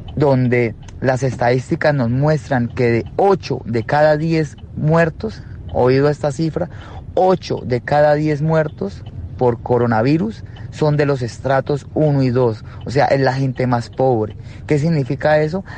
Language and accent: Spanish; Colombia; Somos hermanos latinoamericanos, Colombia, Uruguay